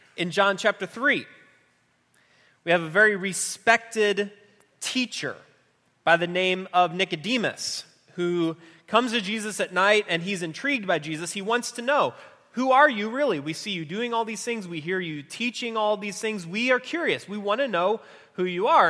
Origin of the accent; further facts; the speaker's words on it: just outside of Chicago, Illinois, United States; I grew up just outside of Chicago